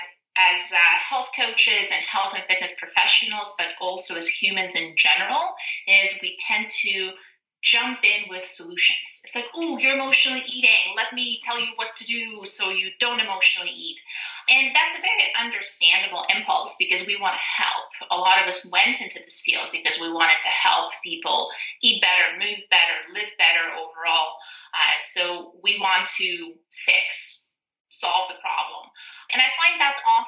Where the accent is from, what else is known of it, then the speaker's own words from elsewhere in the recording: Siberia, Russia; now in Canada; So I'm a Canadian transplant. I was born and raised in Russia, Siberia